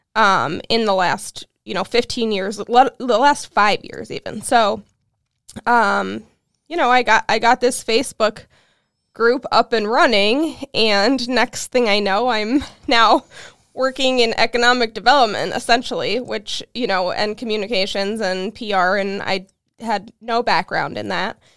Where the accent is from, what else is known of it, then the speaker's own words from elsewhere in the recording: Cleveland, Ohio, United States; now in Peoria, United States; I'm from Cleveland, Ohio originally